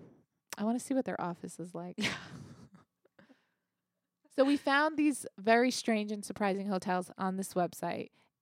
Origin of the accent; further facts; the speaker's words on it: United States; We're so American.